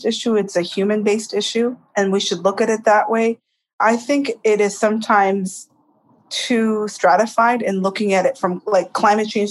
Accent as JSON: {"language": "English", "region": "Himalayas", "country": "India", "tie": "born or raised there", "also_born_or_lived": "Tibet", "moved": "yes", "lives_now": "United States", "said": "I am a native Tibetan, and my family had fled the Himalayas, dodging soldiers' bullets to make it to India, where we were resettled as political refugees. And growing up in the Himalayas"}